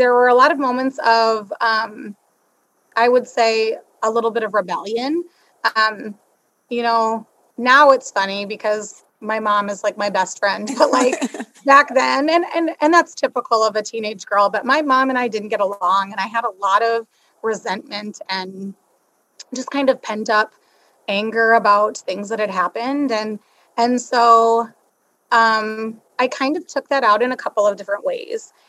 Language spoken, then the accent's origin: English; Sioux Center, Iowa, United States; I was born and raised in Sioux Center.